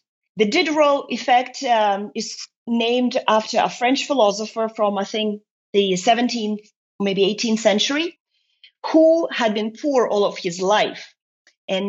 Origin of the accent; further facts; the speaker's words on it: Estonia; moved away as an adult; also born or lived in United Kingdom / Luxembourg; now in Brussels, Belgium; I have lived in Estonia until I was 23